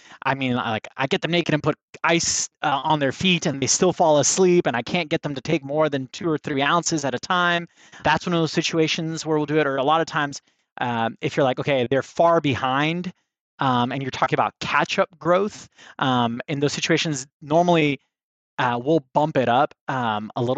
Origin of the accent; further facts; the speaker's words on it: Miami, Florida, United States; moved away as an adult; now in Alabama, United States; I'm from Miami